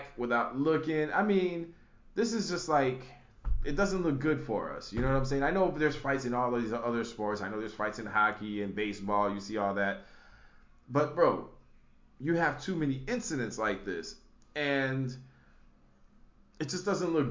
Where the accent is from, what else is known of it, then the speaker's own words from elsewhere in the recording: Chicago, Illinois, United States; We're from Chicago. Chicago through and through